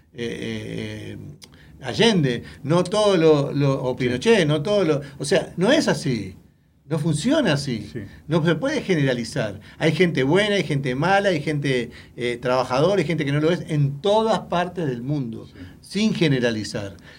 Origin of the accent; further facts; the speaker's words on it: Uruguay; now in United States; Yo soy uruguayo